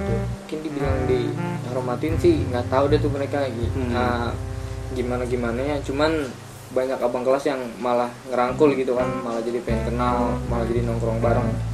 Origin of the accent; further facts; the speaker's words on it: Bogor, West Java, Indonesia; also born or lived in Depok; gua dari Bogor